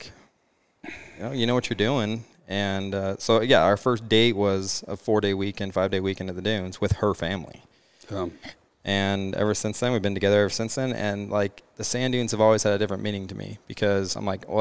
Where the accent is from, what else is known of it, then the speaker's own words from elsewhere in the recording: Mesa, Arizona, United States; I'm from Mesa, Arizona.